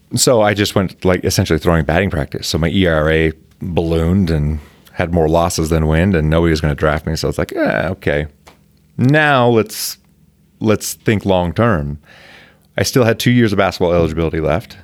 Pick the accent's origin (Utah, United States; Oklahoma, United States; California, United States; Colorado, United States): Utah, United States; Provo; I was born and raised in Provo